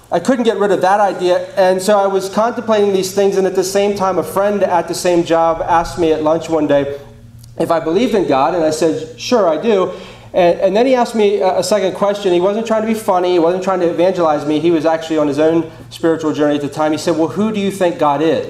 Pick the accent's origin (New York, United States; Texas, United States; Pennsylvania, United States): Pennsylvania, United States; York; I'm from York, Pennsylvania